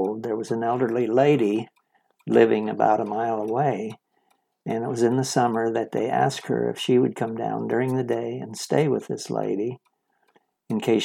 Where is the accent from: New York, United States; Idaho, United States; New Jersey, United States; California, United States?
Idaho, United States; Salmon; I was born in Salmon, Idaho in 1938. And I was raised by a stepfather.